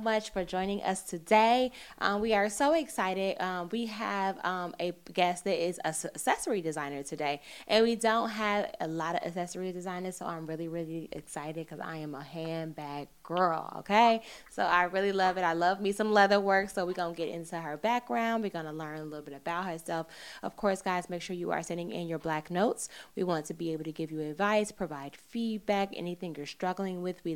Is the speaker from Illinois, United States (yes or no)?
yes; Chicago, Illinois, United States; I'm from the Midwest too. I'm from Chicago